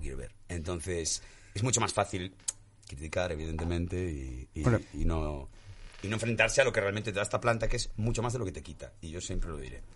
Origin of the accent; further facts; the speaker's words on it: Galicia, Spain; yo que vengo de Galicia